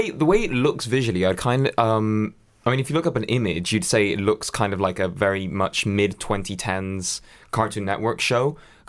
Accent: Spain; Even though I grew up in Spain, we had Sky, like we managed to have the Sky account registered to my nan's house in Lincoln.

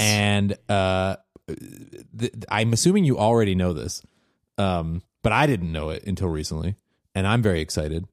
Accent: Washington, United States; a place uh, in my home state of Washington

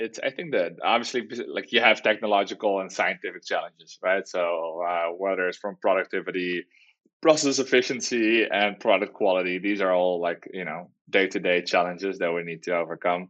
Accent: Netherlands; moved away as an adult; now in San Diego, United States; we're from the Netherlands. We moved to the United States about 4 years ago to start Plantible.

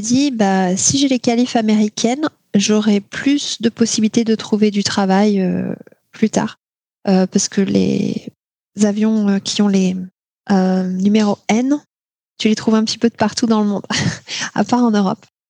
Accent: Tours, Centre-Val de Loire, France; moved away; also born or lived in Alaska; là où j'ai grandi à Tours

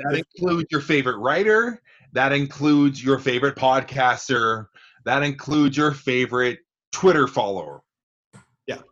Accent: Provo, Utah, United States; born and bred Provo, Utah

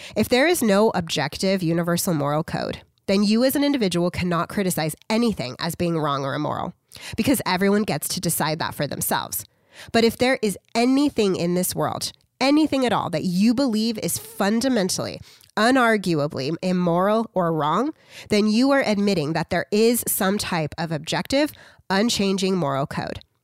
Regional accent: United States; I'm just an American

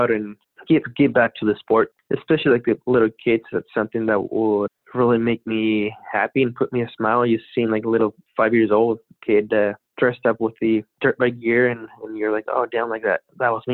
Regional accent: Baja California, Mexico; I'm from Mexico, so we have the border close to San Diego

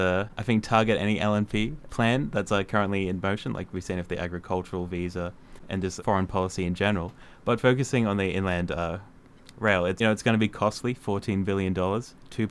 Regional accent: Toowoomba, Queensland, Australia; I'm from Toowoomba

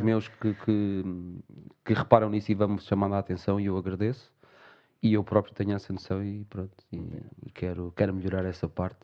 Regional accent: Portugal; nós, até como portugueses

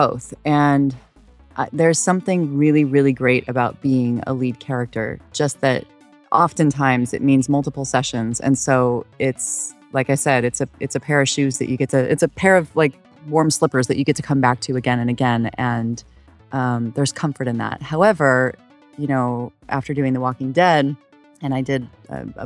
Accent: Idaho, United States; now in Los Angeles, United States; I grew up in Idaho, and so we used to spend every weekend outdoors

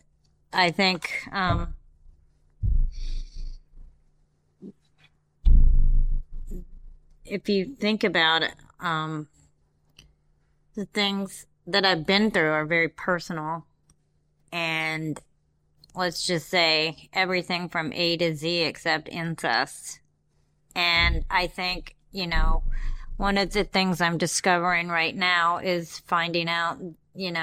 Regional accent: Cleveland Heights, Ohio, United States; moved away as an adult; also born or lived in India / Baltimore, Maryland / Lexington, Kentucky; now in Texas, United States; my teen years, I grew up in Cleveland Heights, Ohio

